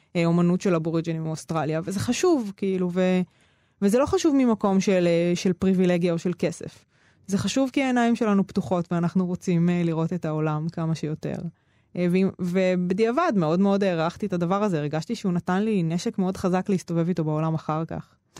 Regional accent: Ramla, Central District, Israel; also born or lived in Negev; ובין רמלה לפנימייה גם גרתי כמה שנים בנגב

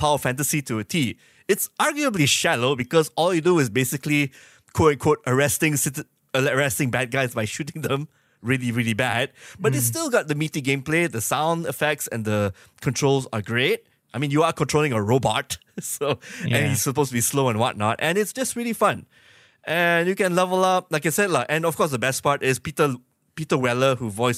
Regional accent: Malaysia; I'm Malaysian

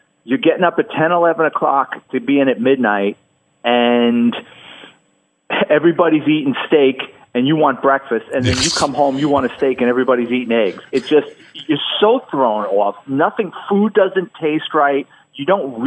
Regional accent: New York City, New York, United States; Catholic high school and growing up in the Bronx

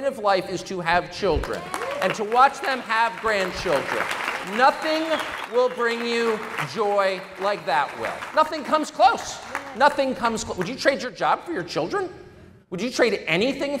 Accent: United States; also born or lived in La Jolla, California / Washington, D.C.; I grew up in Georgetown, La Jolla and Georgetown

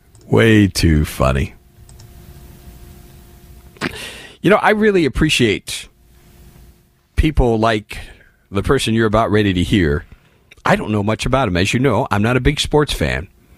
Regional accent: Indianapolis, Indiana, United States; I grew up in Indianapolis, in the Midwest, in the 70s.

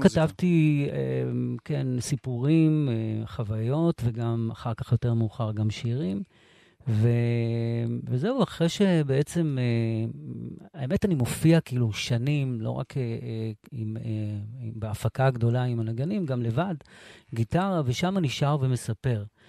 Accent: Sderot, Southern District, Israel; also born or lived in Morocco; now in Netiv HaAsara, Israel; אני היחיד משדרות

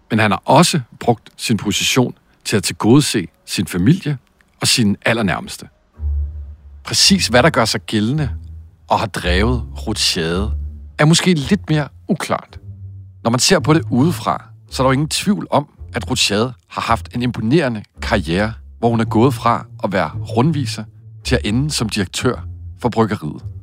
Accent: Skælskør, Zealand, Denmark; Altså, jeg kommer jo fra Skilskør, så øh, det er jo at de kender mig øh, alle sammen.

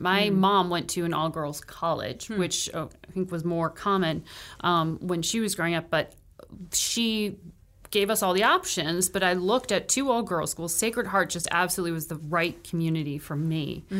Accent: Connecticut, United States; I grew up in Connecticut, born and raised there.

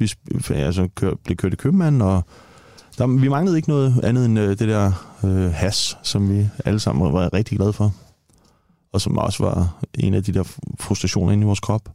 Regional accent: Copenhagen, Capital Region of Denmark, Denmark; født og opvokset i Tingbjerg

